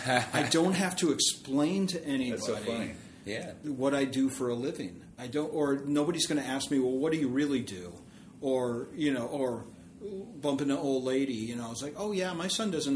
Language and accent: English; Worcester, Massachusetts, United States; Basically Worcester.